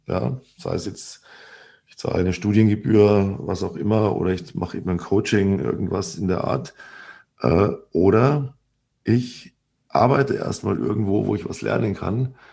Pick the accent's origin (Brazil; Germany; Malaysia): Germany; bei uns in Deutschland